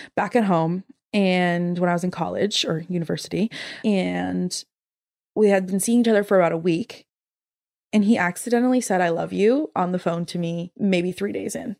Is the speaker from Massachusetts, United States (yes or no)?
yes; Massachusetts, United States; moved away as an adult; now in London, United Kingdom; I grew up in Massachusetts